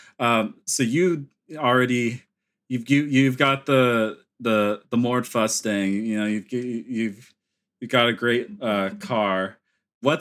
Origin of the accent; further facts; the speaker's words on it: Sonoma County, California, United States; being a Californian